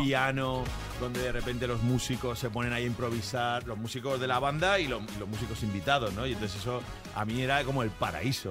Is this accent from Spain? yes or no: yes; Valencia, Valencian Community, Spain; now in Madrid, Spain; De mi tierra, de Valencia